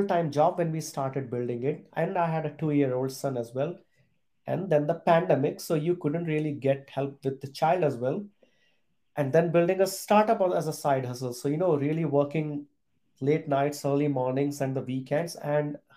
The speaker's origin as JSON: {"language": "English", "country": "India", "tie": "born or raised there", "also_born_or_lived": "Europe", "moved": "as an adult", "said": "I was born and brought up in a small town in India"}